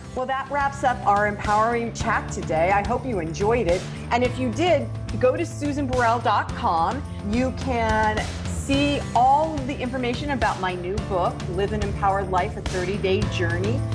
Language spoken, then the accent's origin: English; United States; as an American